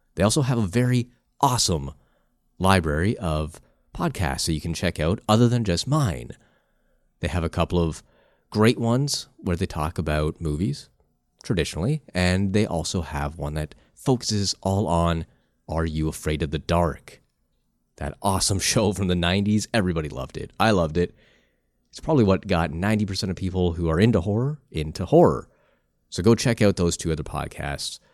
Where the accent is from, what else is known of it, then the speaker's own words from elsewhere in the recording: Canada; I am from Canada